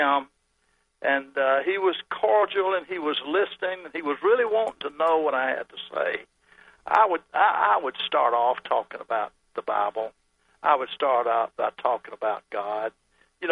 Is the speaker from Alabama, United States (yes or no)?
yes; Birmingham, Alabama, United States; I grew up in Birmingham